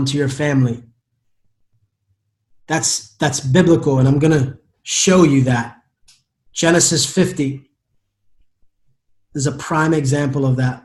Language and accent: English; United States; I am an American